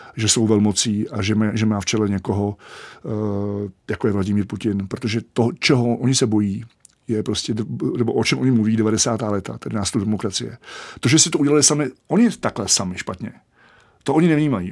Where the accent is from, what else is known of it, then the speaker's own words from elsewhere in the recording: Czechia; jako Čech